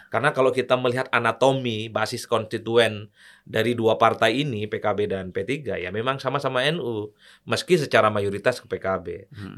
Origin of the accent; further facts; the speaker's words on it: Madura, East Java, Indonesia; kampung saya di Madura